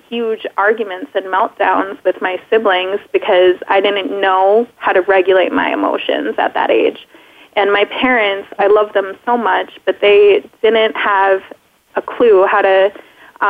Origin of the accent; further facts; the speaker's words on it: Minnesota, United States; also born or lived in Wisconsin; I was born in Wisconsin, lived there for about a year, and then I moved to Minnesota and have lived there all my life